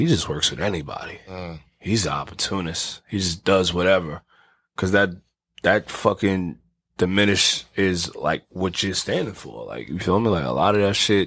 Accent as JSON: {"language": "English", "town": "New York City", "region": "New York", "country": "United States", "said": "I'm from the Bronx."}